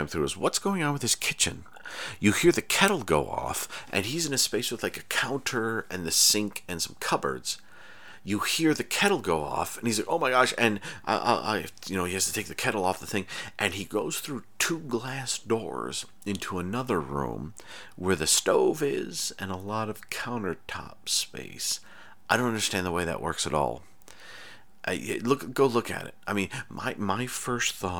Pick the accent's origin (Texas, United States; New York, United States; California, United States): New York, United States; I'm from New York. Not city, but New York State.